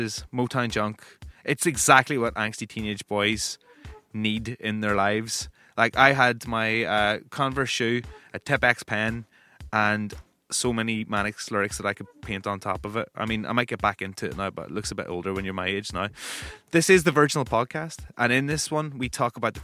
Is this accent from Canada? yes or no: no; Northern Ireland, United Kingdom; I'm a Northern Irish music broadcaster.